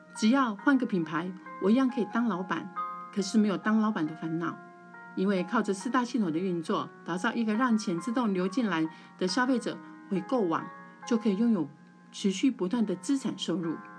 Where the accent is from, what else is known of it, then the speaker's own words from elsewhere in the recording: Taichung, Taiwan; 我来自台湾台中，之前从事补教事业